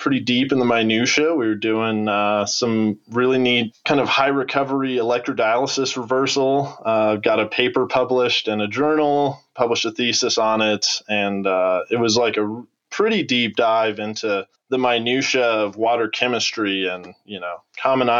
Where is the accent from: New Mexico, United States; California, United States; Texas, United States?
New Mexico, United States; Albuquerque; moved away as an adult; coming from the Southwest, from the arid Southwest, growing up in New Mexico